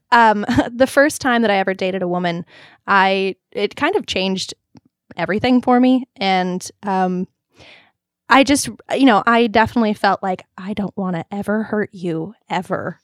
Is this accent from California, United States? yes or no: yes; Long Beach, California, United States; moved away as an adult; now in Los Angeles, United States; I grew up in Long Beach, which was very Orange County